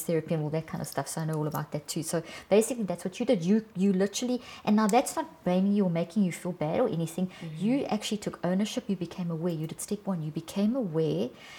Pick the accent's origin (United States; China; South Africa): South Africa; I come from South Africa, and I worked for 25 years in some of the worst parts of South Africa